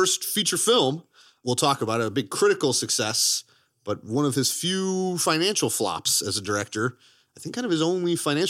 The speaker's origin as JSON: {"language": "English", "town": "Modesto", "region": "California", "country": "United States", "said": "I'm from Modesto, California. I like to say that before I have any interview. I'm from Modesto, California."}